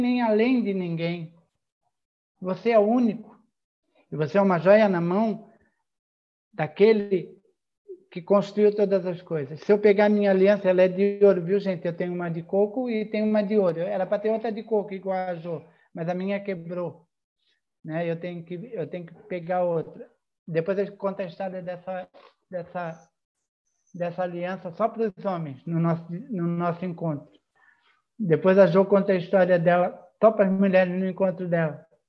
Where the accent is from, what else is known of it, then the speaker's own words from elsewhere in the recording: a city near Florianópolis, Santa Catarina, Brazil; accent: mané (Manezinho, Florianópolis island); Mesmo eu não sendo da ilha, eu sou de uma cidade aqui próxima